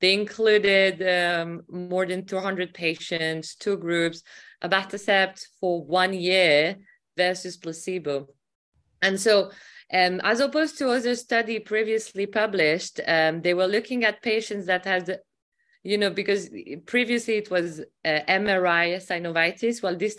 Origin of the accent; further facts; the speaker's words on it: Glasgow, Scotland, United Kingdom; from Glasgow, UK.